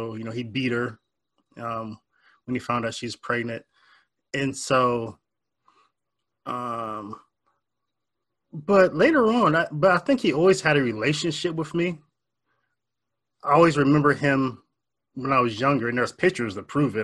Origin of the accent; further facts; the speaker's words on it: Warren, Ohio, United States; I was born and raised in Northeast Ohio, a little town called Warren, Ohio